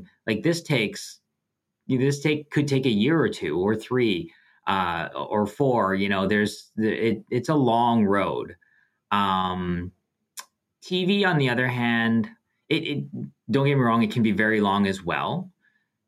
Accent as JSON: {"language": "English", "country": "Canada", "said": "being Canadian"}